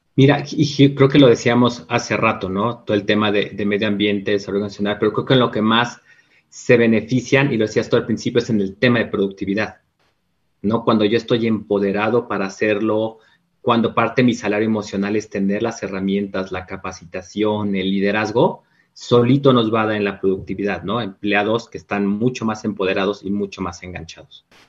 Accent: Mexico; como muchos mexicanos

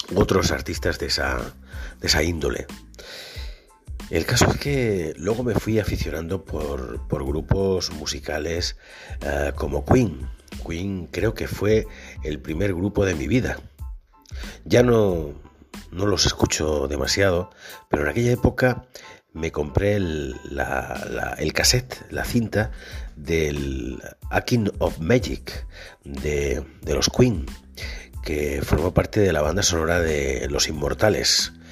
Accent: Monterrubio, Spain; Empecé a trabajar en la emisora municipal de mi pueblo, en lo que entonces se llamaba Radio Monterrubio

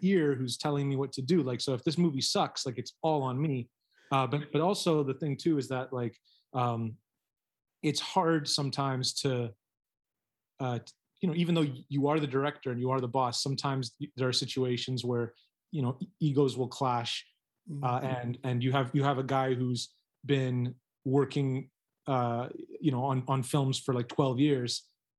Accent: Canada; now in Taiwan; I'm a Canadian working in Taiwan

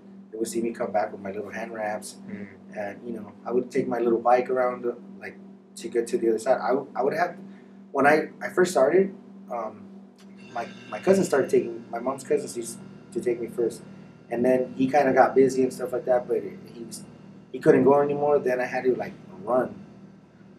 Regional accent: Santa Ana, California, United States; I grew up in Santa Ana in the 90s

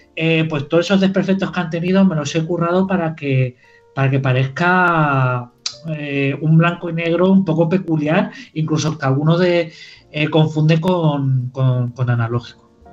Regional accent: Girona, Catalonia, Spain; also born or lived in Caravaca de la Cruz, Murcia; soy nacido en Murcia, vivo, he vivido toda mi vida, bueno, en Murcia no, en Caravaca de la Cruz, que si ya me, empiezan a enfadar, eh, eh, toda la familia vive allí y se me enfada. Eh, y vivo, he vivido en Girona toda mi vida.

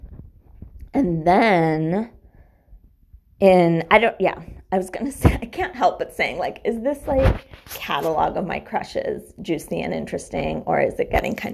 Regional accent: Weston, Massachusetts, United States; also born or lived in Newton; in the middle of fifth grade, I moved from Newton to Weston

